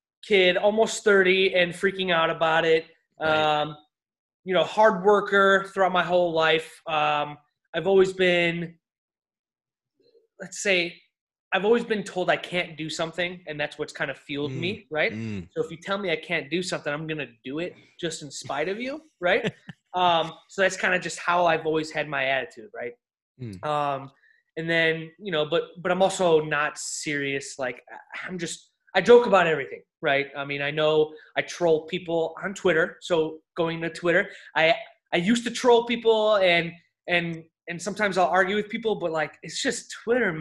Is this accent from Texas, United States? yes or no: no; Buffalo Grove, Illinois, United States; I'm from Buffalo Grove up north, which is all Cub country